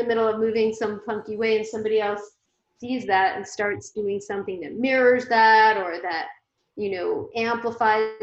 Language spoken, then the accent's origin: English; Phoenix, Arizona, United States; also born or lived in San Francisco Bay Area, United States; now in San Diego, United States; I grew up in Phoenix